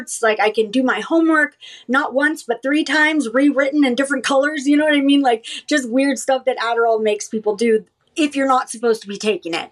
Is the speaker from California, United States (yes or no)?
yes; Southern California, United States; growing up in Southern California, which is where I'm from